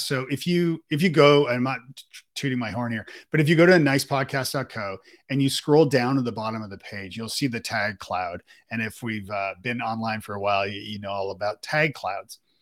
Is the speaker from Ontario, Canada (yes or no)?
yes; Toronto, Ontario, Canada; also born or lived in Ireland; now in Nashville, United States; We live in Nashville, and I'm from Canada, uh, uh, in Toronto.